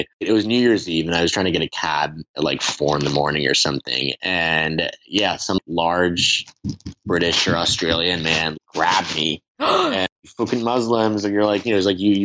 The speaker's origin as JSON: {"language": "English", "country": "United States", "said": "I am just as American as I am Iranian, if not more, because those have been my surroundings for 25 years"}